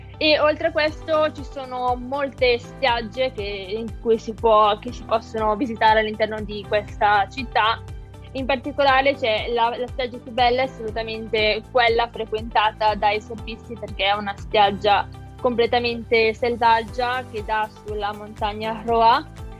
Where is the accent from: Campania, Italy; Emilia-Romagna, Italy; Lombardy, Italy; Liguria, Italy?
Lombardy, Italy; Malpensa area; moved away as an adult; now in Milan, Italy; sono Regione A della zona di Malpensa, quindi non mi sono spostata di molto